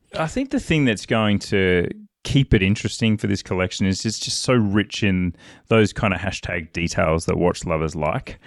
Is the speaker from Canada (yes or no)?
no; Australia; I'm an Aussie